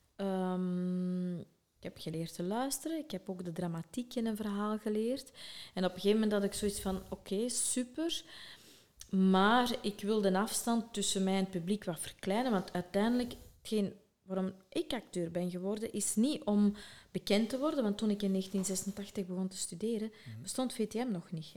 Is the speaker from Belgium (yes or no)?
yes; Sint-Niklaas, Flanders, Belgium; ben ik geboren in Sint-Niklaas